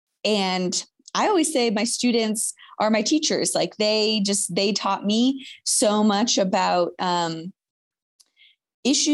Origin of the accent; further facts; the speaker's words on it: Michigan, United States; I grew up in Michigan